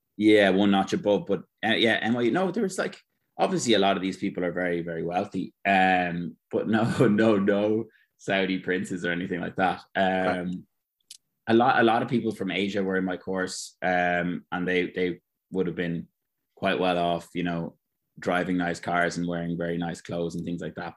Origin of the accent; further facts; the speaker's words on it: Ireland; moved away as an adult; now in United States; being an Irish guy